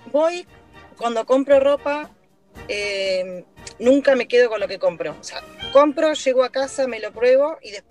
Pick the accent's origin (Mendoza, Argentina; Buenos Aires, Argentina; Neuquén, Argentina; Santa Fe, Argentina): Buenos Aires, Argentina; soy de Coglan